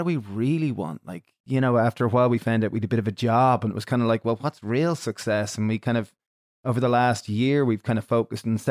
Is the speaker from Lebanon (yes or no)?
no; Ireland